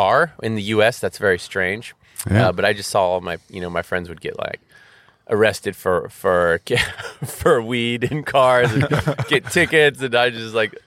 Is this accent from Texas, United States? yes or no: yes; Austin, Texas, United States; I grew up in Austin. Still do.